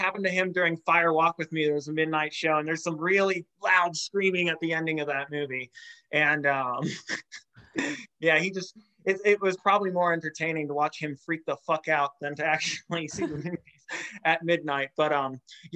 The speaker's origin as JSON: {"language": "English", "town": "St. Louis", "region": "Missouri", "country": "United States", "tie": "born or raised there", "said": "I grew up in St. Louis"}